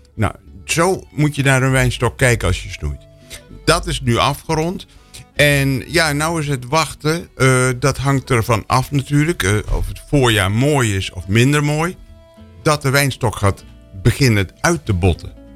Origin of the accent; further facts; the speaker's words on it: Netherlands; ik ben een Nederlander